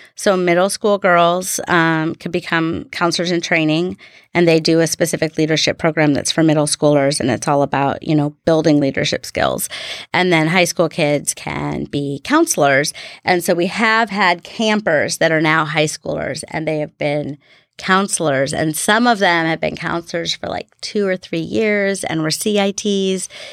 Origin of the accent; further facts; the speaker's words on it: Seattle, Washington, United States; also born or lived in Bremerton, Washington / Silverdale, Washington; now in Bainbridge Island, United States; I was born in Bremerton